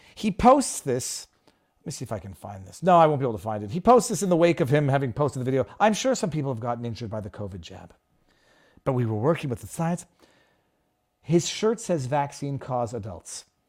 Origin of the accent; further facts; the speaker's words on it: Canada; moved away; as a Canadian born person